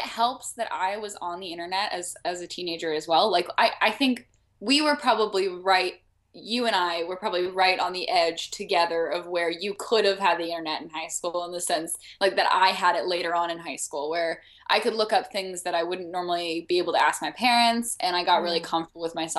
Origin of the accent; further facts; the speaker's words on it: Arkansas, United States; yeah, I was born in the South.